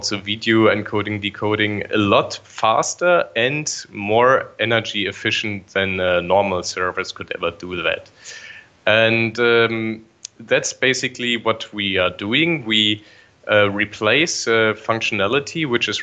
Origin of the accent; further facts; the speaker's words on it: Bremen, Germany; now in Darmstadt, Germany; Originally, I'm from Bremen